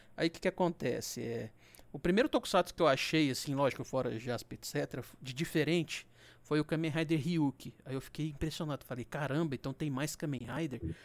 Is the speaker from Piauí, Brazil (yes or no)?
no; Minas Gerais, Brazil; eu sou de Minas